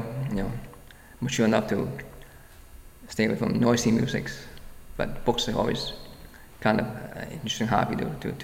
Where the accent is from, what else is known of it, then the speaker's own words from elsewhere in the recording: Hong Kong; now in Brooklyn, United States; I was from Hong Kong